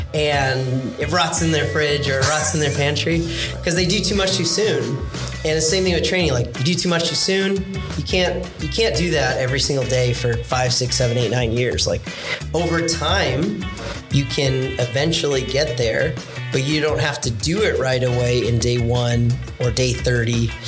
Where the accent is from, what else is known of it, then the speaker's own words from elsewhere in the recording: Oxnard, California, United States; also born or lived in Fullerton, California; I grew up in Oxnard, California